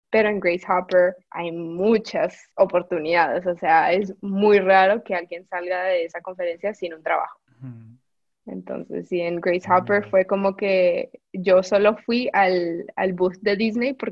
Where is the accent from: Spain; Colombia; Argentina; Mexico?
Colombia; moved away